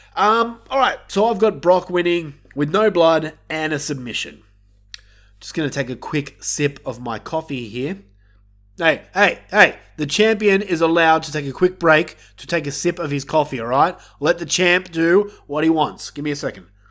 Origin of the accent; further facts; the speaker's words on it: Australia; I'm Australian